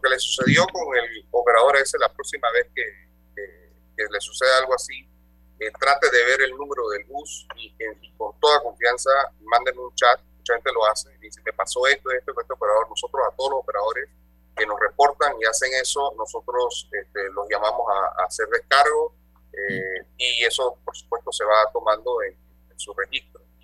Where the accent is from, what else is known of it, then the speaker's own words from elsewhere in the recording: Panama; somos una empresa administrada 100% por panameños, todos nosotros somos panameños